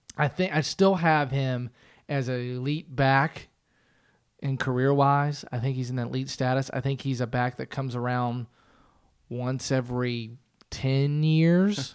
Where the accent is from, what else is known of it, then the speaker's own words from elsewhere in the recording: United States; also born or lived in Pittsburgh, Pennsylvania / Cincinnati, Ohio; I grew up around Pittsburgh and Cincinnati